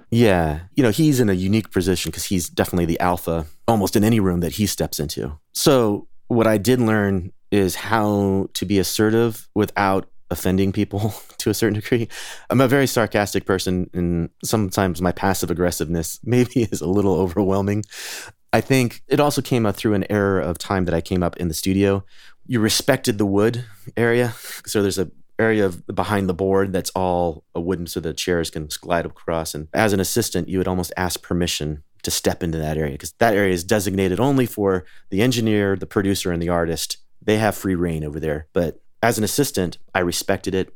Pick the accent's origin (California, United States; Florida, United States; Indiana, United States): California, United States; Sacramento; also born or lived in Chico, California; I grew up in Northern California, so not too far away from Chico in Sacramento